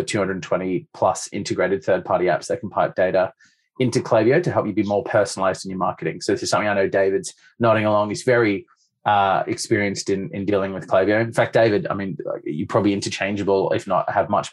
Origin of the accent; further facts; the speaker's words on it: Sydney, New South Wales, Australia; moved away; based out of Sydney. So I've come home effectively to commit my time to e-commerce and business here